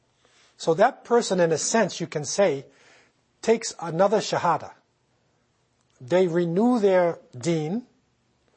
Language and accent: English; United States; now in Canada; I came here myself. I'm not from Canada. I'm from the United States.